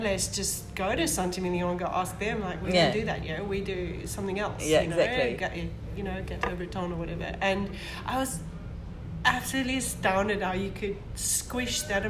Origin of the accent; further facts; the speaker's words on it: South Africa; a chef school, very good French chef school in Stellenbosch, which is our huge wine region